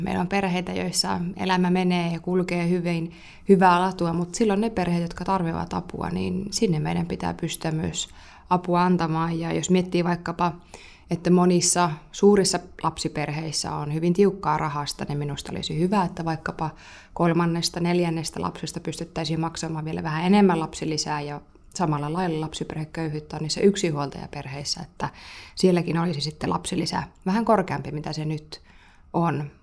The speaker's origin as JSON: {"language": "Finnish", "area": "Tornio Valley", "region": "Lapland", "country": "Finland", "tie": "born or raised there", "said": "he tulevat siis omalta kotiseudultani"}